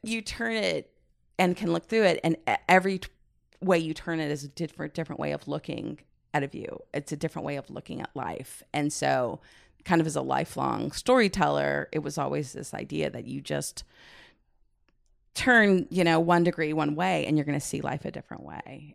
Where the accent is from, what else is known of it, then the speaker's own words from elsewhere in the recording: Midwest, United States; also born or lived in San Francisco, California; I grew up in the Midwest